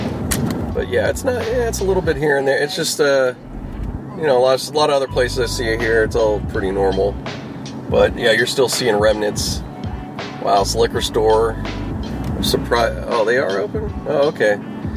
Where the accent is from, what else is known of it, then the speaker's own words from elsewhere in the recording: Pittsburgh, Pennsylvania, United States; now in Los Angeles, United States; I grew up back in Pittsburgh.